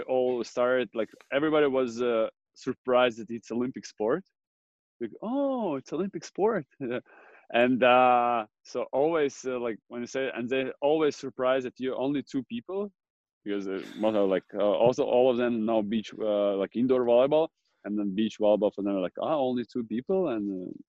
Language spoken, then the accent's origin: English; Jurmala, Latvia; it's pretty windy in Jurmala, my hometown where I grew up